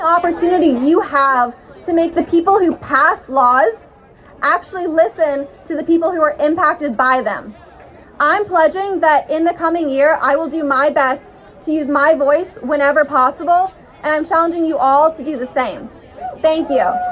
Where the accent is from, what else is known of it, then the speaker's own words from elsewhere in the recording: South Carolina, United States; my home state of South Carolina